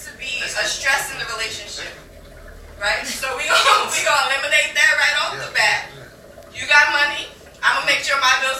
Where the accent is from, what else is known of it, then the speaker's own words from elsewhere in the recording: Guyana; also born or lived in New York; now in Florida, United States; I'm Guyanese.